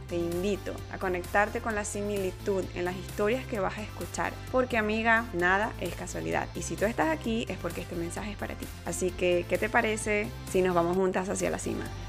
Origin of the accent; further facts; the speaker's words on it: Maracaibo, Zulia, Venezuela; now in Canada; en Maracaibo, de donde yo vengo